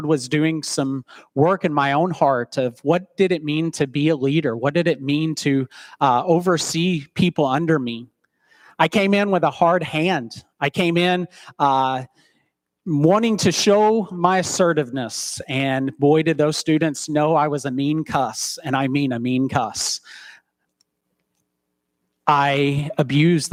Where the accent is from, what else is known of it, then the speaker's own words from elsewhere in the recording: Chattanooga, Tennessee, United States; now in Central City, United States; return to my hometown of Chattanooga, Tennessee